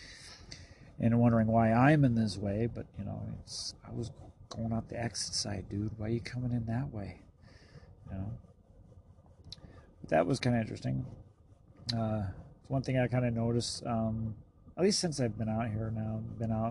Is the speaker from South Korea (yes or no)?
no; the West, United States; I'm from the West, so I'm used to seeing nobody on the road